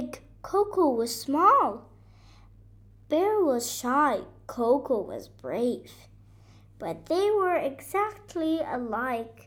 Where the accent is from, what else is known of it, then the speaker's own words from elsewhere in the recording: Beirut, Beirut Governorate, Lebanon; I'm from Lebanon, Beirut